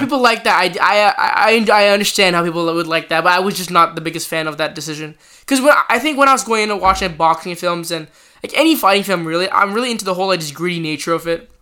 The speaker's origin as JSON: {"language": "English", "country": "Canada", "said": "as a Canadian"}